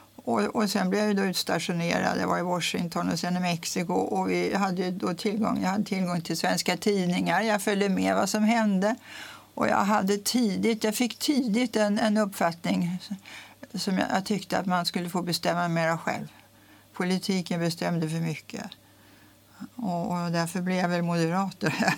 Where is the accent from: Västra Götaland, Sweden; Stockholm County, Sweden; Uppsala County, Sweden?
Stockholm County, Sweden; Stockholm; also born or lived in Mexico; now in Tyresö, Sweden; jag var uppvuxen i stan, i Stockholm, på Lilla Essingen